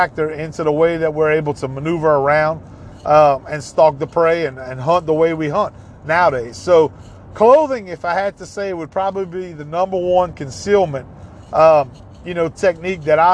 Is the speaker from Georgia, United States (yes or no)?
no; Ville Platte, Louisiana, United States; Growing up in Evangeline Parish, a lot of my friends hunted Miller's Lake